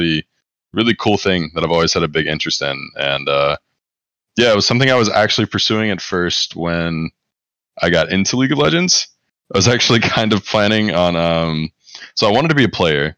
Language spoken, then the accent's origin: English; Greensboro, North Carolina, United States; moved away; I was born in Greensboro, North Carolina